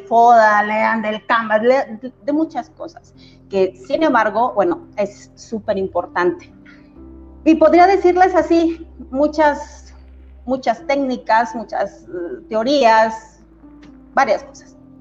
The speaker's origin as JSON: {"language": "Spanish", "region": "Mexico City", "country": "Mexico", "tie": "born or raised there", "moved": "as an adult", "lives_now": "Comarca Lagunera, Mexico", "said": "yo nací en Ciudad de México, pero a los 18 años eh, yo me vine aquí a la comarca lagunera a estudiar mi universidad"}